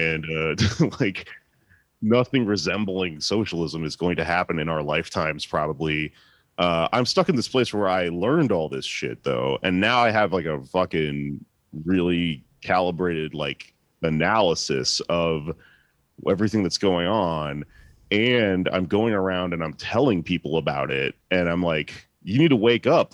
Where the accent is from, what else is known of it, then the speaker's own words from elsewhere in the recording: Texas, United States; I'm from Texas